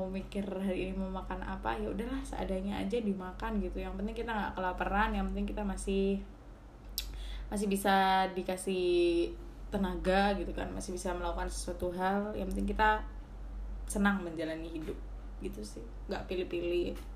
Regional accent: Gresik, East Java, Indonesia; jadi itu makanan khas di daerah aku kan di Gresik

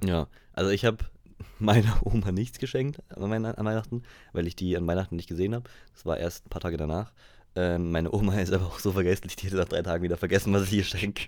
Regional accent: Pforzheim, Baden-Württemberg, Germany; Ich komme ja aus Pforzheim

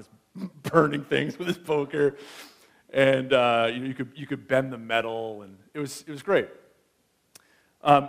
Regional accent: United States; now in Canada; As an American

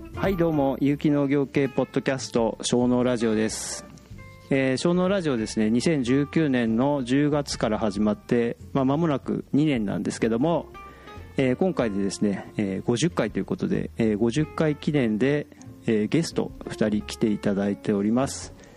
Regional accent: Akita, Japan; moved away; 僕、あの、出身秋田なんですよ。

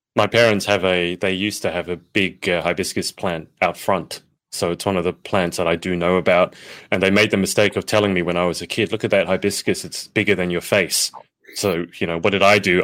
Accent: Australia; I'm Australian

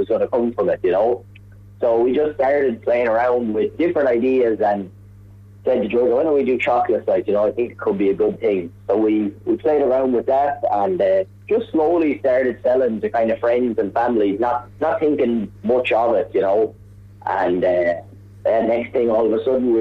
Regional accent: Athlone, Westmeath, Ireland; I'm from Athlone originally

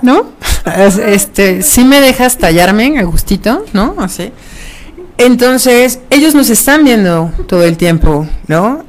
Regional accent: Mexico; Somos mexicanos

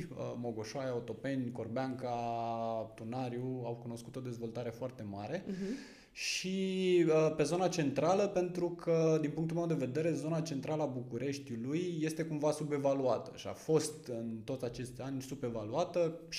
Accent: Vâlcea County, Romania; moved away; Da, uh, spuneam că atunci când am venit din Vâlcea am, mi-am căutat o provocare.

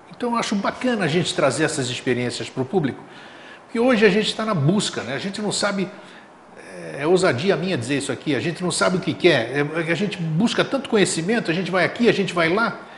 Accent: Greece; also born or lived in São Paulo, Brazil; now in Florianópolis, Brazil; para a Grécia, para minha terra natal

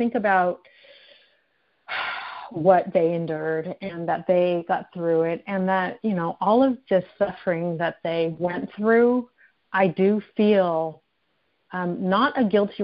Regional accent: United States; I'm Japanese American, and I'm fourth generation in the Japanese American community

